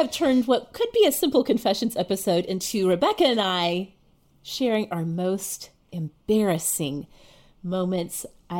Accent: Oklahoma, United States; I grew up in Oklahoma.

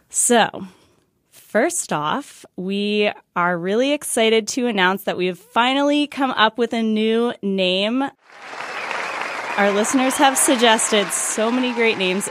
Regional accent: Washington, District of Columbia, United States; we're hosting a live show in D C, my hometown

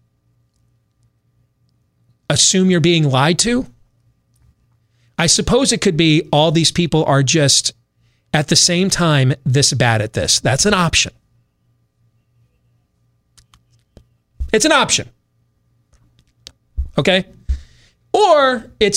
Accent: United States; I'm American.

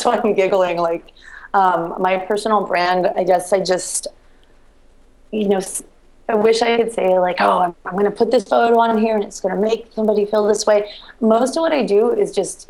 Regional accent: Reno, Nevada, United States; moved away as an adult; now in Baltimore, United States; I grew up in Reno

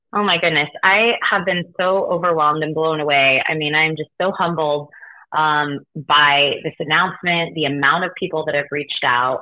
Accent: Denver, Colorado, United States; my hometown in Denver, Colorado

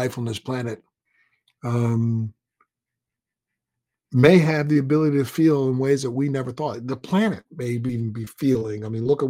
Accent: Maryland, United States; I'm a guy from the Maryland area

